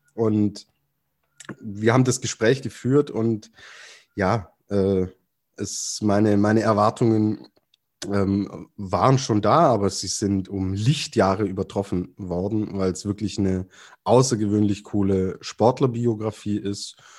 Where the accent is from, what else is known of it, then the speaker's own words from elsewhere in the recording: Germany; als Deutscher